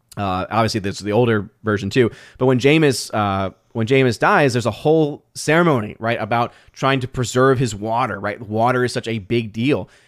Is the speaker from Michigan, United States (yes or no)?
no; New Orleans, Louisiana, United States; I'm born and raised in New Orleans